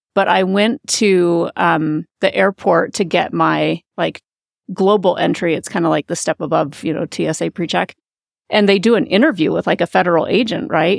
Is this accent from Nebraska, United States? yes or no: yes; Omaha, Nebraska, United States; moved away as an adult; now in Colorado, United States; I've grew up there